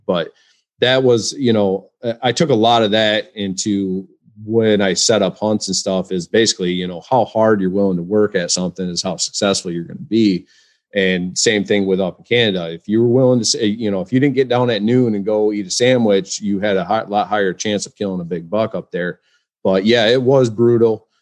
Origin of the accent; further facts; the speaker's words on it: West Michigan, United States; I'm from, uh, West Michigan